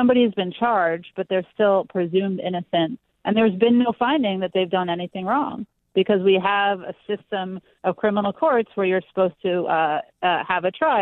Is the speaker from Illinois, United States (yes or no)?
no; New York, United States; my home state of New York